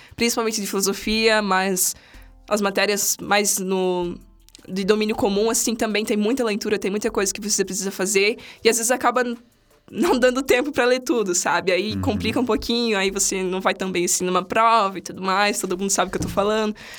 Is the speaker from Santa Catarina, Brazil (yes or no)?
yes; São Miguel do Oeste, Santa Catarina, Brazil; moved away as an adult; Eu sou de outra cidade, eu sou de São Miguel do Oeste, uma cidadezinha aqui perto, aqui perto, duas horas daqui.